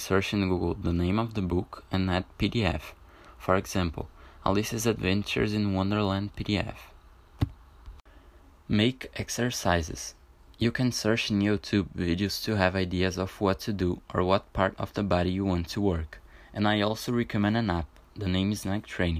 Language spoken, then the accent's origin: English; Brazil; English is a second language; I'm from Brazil